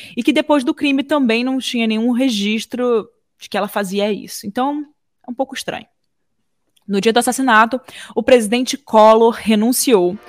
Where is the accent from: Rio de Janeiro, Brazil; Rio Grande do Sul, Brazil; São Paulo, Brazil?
Rio de Janeiro, Brazil; eu sou do Rio de Janeiro, né? Eu cresci no Rio de Janeiro